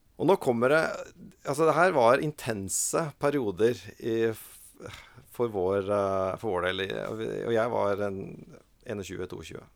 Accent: Oslo, Norway; also born or lived in Molde; Og så flytta vi til Oslo når jeg var en fire-fem år gammel

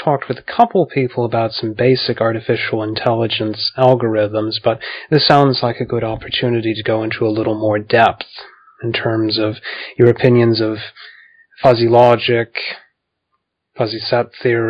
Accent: United States; as an American, yes.

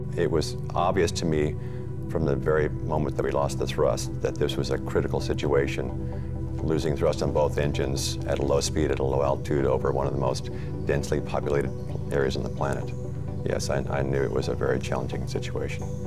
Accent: Texas, United States; growing up in Texas

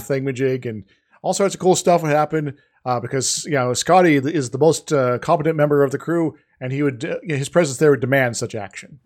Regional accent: Iowa, United States; growing up in Iowa

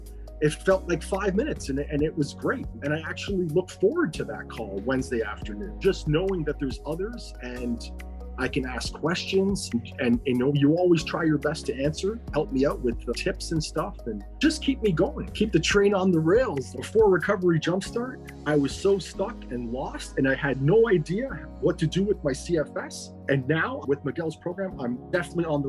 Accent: Ontario, Canada; I'm from Ontario, Canada

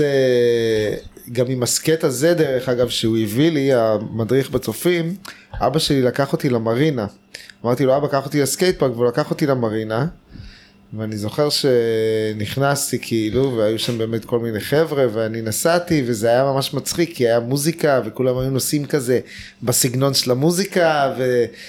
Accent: Tel Aviv, Tel Aviv District, Israel; also born or lived in California, United States; אני גדלתי בנחלת יצחק בתל, אביב

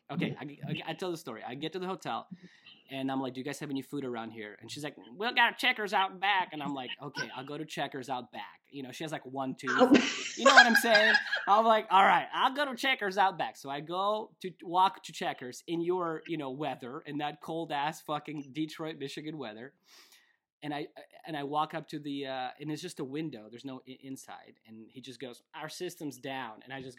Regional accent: Russia; I grew up in Russia. Milk is very common food, dairy stuff.

